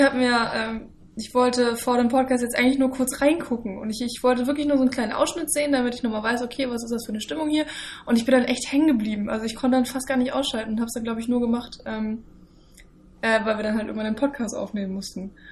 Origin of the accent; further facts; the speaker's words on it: Germany; als Deutscher